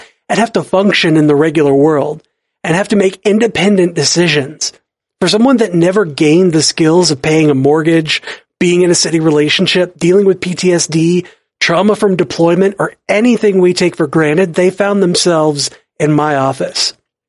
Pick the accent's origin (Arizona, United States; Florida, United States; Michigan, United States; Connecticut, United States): Michigan, United States; Detroit; also born or lived in Tennessee, United States; I'm an African American, and I grew up in Detroit, but I was born down in Tennessee.